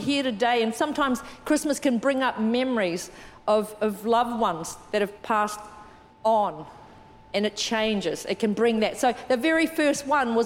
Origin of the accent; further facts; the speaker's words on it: New Zealand; moved away; I'm from New Zealand. I was brought up in New Zealand.